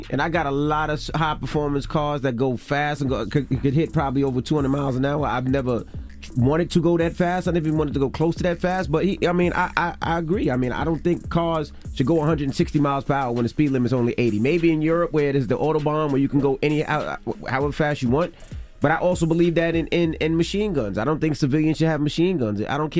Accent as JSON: {"language": "English", "region": "New Jersey", "country": "United States", "said": "And like I said, I'm from Jersey, and I just heard it this morning."}